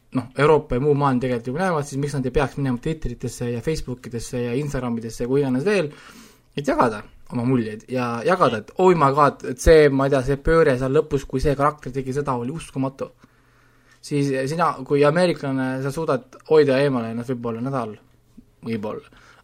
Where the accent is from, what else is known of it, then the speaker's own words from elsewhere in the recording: Estonia; me oleme kasvanud üles ju Eestis